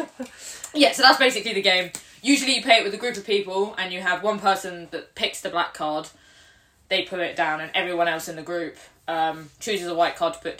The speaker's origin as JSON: {"language": "English", "country": "United Kingdom", "said": "We're British."}